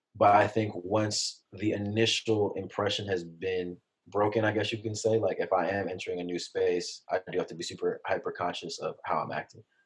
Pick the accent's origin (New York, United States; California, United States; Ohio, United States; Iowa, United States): California, United States; San Jose; I grew up in San Jose, California, in the Bay Area